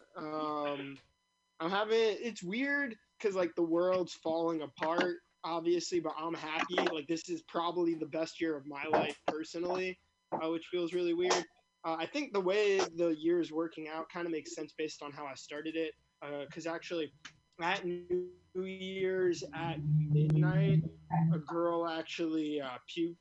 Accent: New York City, New York, United States; I grew up in Brooklyn, never the Brooklyn that people like expect

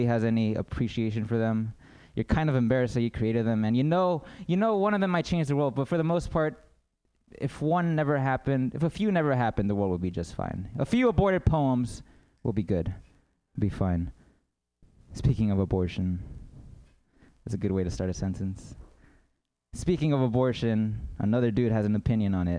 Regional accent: United States; I'm American

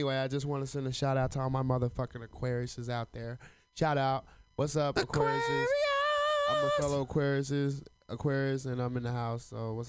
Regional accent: Alabama, United States; I'm from Alabama.

